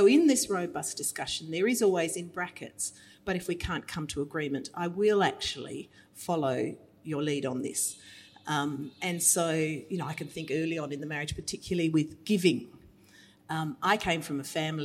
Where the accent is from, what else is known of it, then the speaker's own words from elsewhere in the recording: Australia; as Australian women